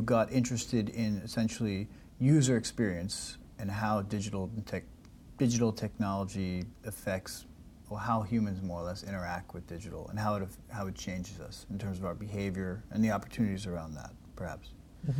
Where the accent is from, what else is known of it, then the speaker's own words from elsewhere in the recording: United States; I'm from the United States